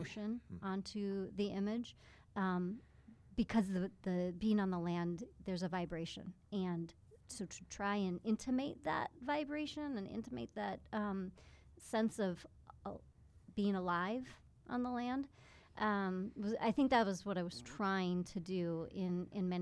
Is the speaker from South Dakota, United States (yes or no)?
yes; Custer State Park, South Dakota, United States; Growing up in Custer State Park, my family was really keen to spend time out hiking